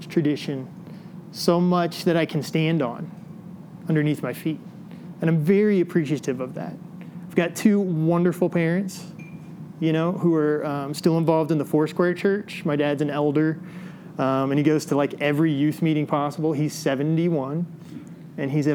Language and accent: English; Illinois, United States; moved away; I grew up in Illinois